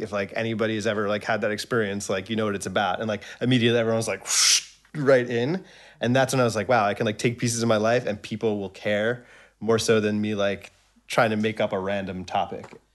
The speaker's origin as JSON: {"language": "English", "area": "Long Island", "region": "New York", "country": "United States", "tie": "born or raised there", "said": "I was born in New York City. Um, I guess I moved to Long Island when I was three or four years old"}